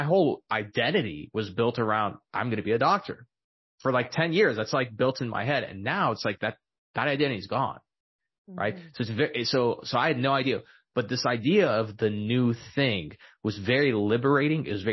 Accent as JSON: {"language": "English", "town": "El Paso", "region": "Texas", "country": "United States", "tie": "born or raised there", "said": "I was born and raised in El Paso, Texas"}